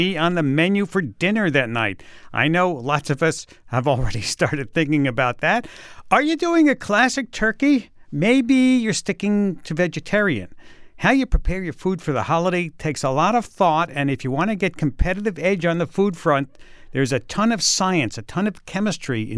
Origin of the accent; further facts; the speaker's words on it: New York, United States; as a New Yorker